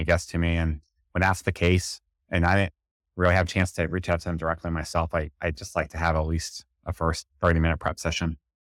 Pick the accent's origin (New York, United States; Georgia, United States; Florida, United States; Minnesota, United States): New York, United States; it's just how I talk, I'm from New York